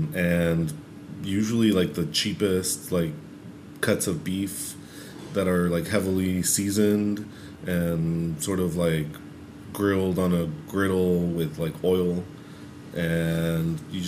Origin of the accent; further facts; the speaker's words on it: San Luis Rio Colorado, Sonora, Mexico; now in Los Angeles, United States; I had taken Jen to my hometown to eat some of the tacos that I loved.